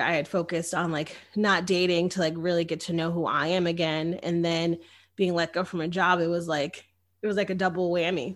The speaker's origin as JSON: {"language": "English", "region": "Connecticut", "country": "United States", "moved": "as an adult", "lives_now": "Austin, United States", "said": "I come from Connecticut"}